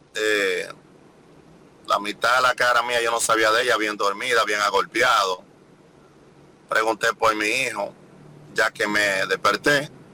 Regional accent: Dominican Republic; mi país

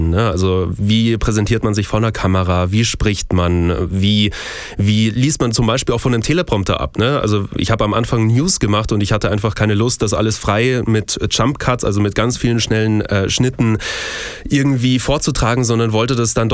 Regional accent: Munich, Bavaria, Germany; ich bin gebürtiger Münchner, ähm, bin dementsprechend auch, und so ehrlich muss ich sein, kein VfB Stuttgart-Fan

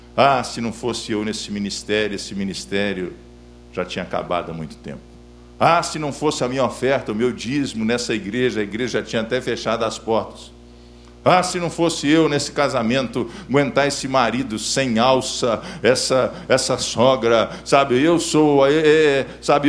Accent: Belo Horizonte, Minas Gerais, Brazil; sou natural de Belo Horizonte

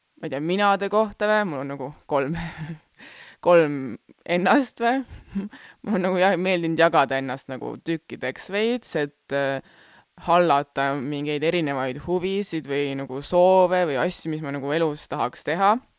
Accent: Rapla, Rapla County, Estonia; first language Estonian; sündisin Raplas

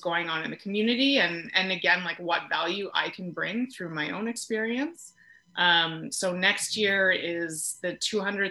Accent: Peterborough, Ontario, Canada; moved away as an adult; also born or lived in Quebec / Toronto; I grew up in Peterborough, so was primarily there and then went to Quebec for 4 years for school. And then I was in Toronto for 10 years

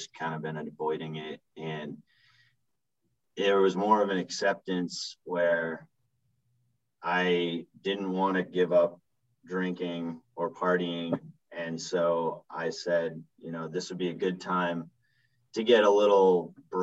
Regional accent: Vermont, United States; born or raised there; moved away as an adult; also born or lived in Utah / Los Angeles

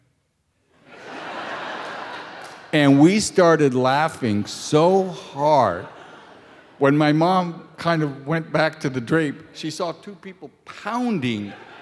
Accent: San Francisco, California, United States; moved away; also born or lived in Buffalo; I grew up in San Francisco

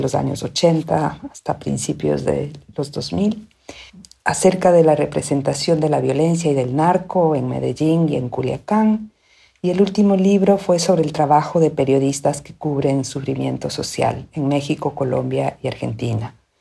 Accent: Quito, Pichincha, Ecuador; moved away as an adult; also born or lived in United States; now in Austin, United States; soy quiteña, vivo en los Estados Unidos donde vine a estudiar una maestría por un año y ya llevo 30

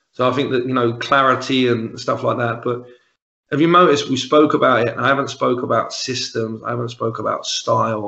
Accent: London, United Kingdom; accent: Cockney; moved away as an adult; now in Glasgow, United Kingdom; I'm the Cockney, I'm the resident Cockney from the other end of the country

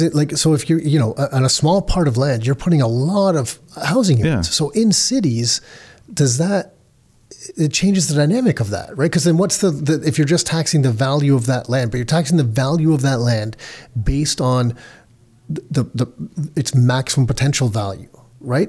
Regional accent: Canada; I was born in Canada

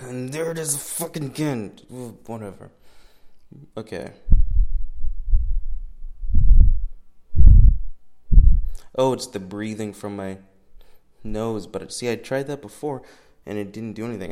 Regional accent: a town a few hours south of Orlando, Florida, United States; I live in a town a few hours south of Orlando, and so I'm here now

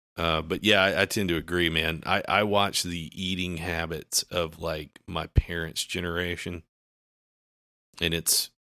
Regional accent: the South, United States; Yeah, I grew up in the South.

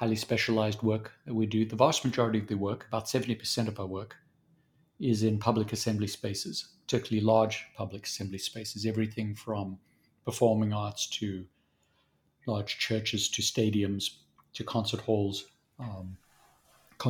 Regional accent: South Africa; accent: Southern African; moved away as an adult; also born or lived in Zambia; now in Dallas, United States; I was born in Zambia and then raised mostly in South Africa

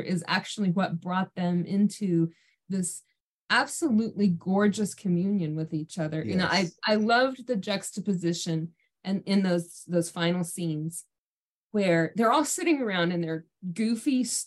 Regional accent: Germany; now in Oklahoma, United States; I grew up in Germany

